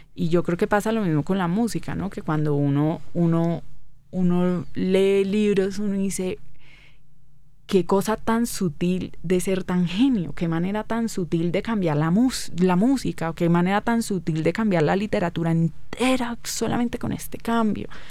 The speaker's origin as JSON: {"language": "Spanish", "town": "Cali", "region": "Valle del Cauca", "country": "Colombia", "tie": "born or raised there", "moved": "as an adult", "said": "Soy muy caleña."}